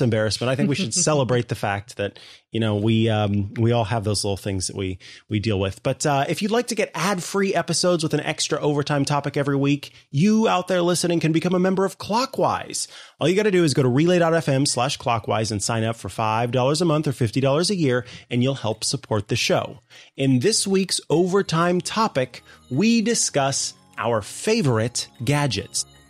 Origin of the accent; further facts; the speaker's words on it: Midwest, United States; I am from the Midwest